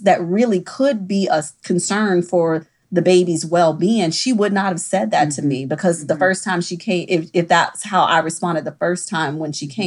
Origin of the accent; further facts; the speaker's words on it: Mississippi, United States; now in New Orleans, United States; I'm originally from Mississippi